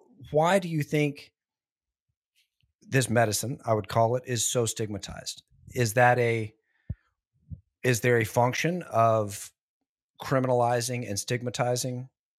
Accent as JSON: {"language": "English", "region": "Southern United States", "country": "United States", "tie": "born or raised there", "said": "I grew up in the Bible Belt, big Baptist church right down the street from where I grew up."}